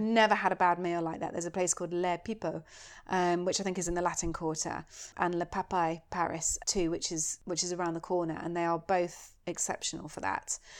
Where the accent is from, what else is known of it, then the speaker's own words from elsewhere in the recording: United Kingdom; I'm so British